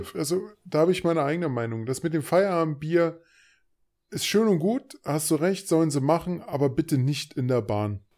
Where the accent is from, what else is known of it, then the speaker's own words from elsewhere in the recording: Berlin, Germany; accent: Berliner Dialekt; also born or lived in Thuringia; ich bin Berliner mit thüringischen